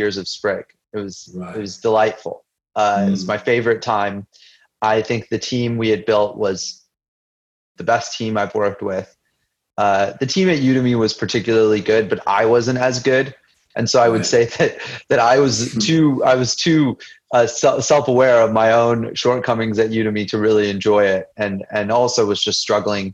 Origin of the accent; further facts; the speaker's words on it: United States; I grew up as an Indian immigrant to the United States